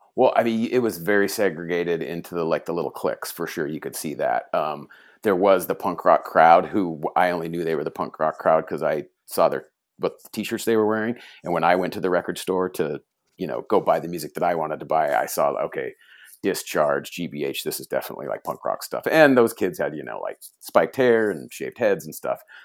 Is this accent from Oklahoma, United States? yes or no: no; Fullerton, California, United States; also born or lived in Huntington Beach, California; I was born in Fullerton, California